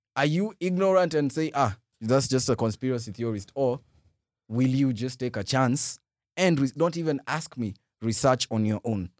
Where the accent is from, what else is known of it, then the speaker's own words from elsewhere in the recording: Kisii, Kisii County, Kenya; also born or lived in Umoja, Nairobi; now in Nairobi, Kenya; my hometown, born, born in Kisii